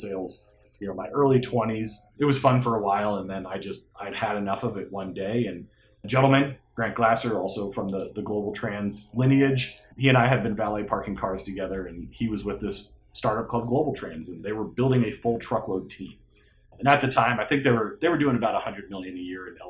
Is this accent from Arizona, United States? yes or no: yes; Phoenix, Arizona, United States; I grew up in Phoenix, Arizona